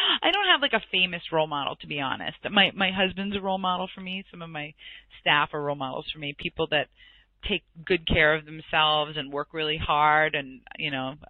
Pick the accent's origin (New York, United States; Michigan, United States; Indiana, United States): New York, United States; I'm from New York